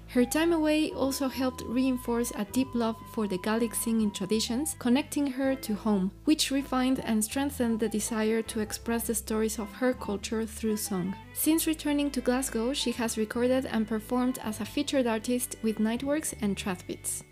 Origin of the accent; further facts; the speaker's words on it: Mexico; I'm from Mexico